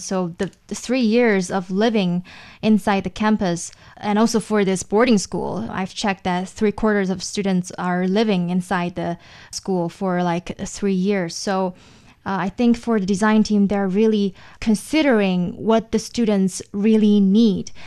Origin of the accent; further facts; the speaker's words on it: China; for most of the Chinese middle schools or high schools, we have this designated buildings